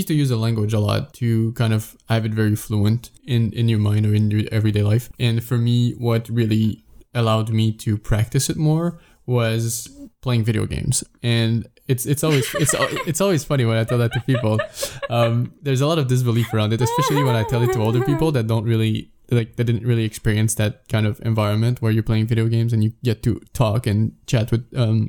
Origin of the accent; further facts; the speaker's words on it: Sherbrooke, Quebec, Canada; Well, not because my hometown's not a small village, like in any sense of the word. It's pretty big.